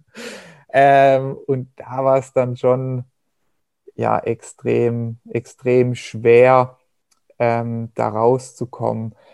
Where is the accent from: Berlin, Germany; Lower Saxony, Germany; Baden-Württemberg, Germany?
Baden-Württemberg, Germany; Hochschwarzwald; meine Heimat, den Hochschwarzwald